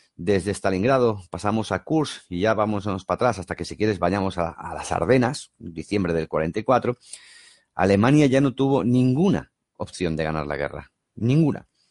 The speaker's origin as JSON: {"language": "Spanish", "town": "Barcelona", "region": "Catalonia", "country": "Spain", "said": "yo soy de Barcelona"}